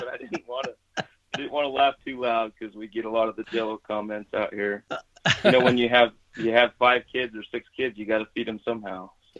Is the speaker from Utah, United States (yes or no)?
yes; Utah, United States; I grew up in Southern Utah and I grew up fishing and hunting mule deer a lot as a young boy until I was about 10 or so.